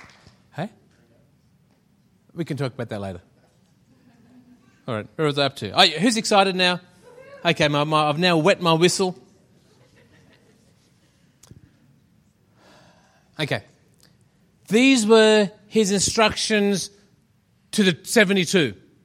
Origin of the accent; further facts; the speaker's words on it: Shepparton, Victoria, Australia; Friends of ours in Shepparton, that's where we came from. That's what I was trying to say. We came from Shepparton.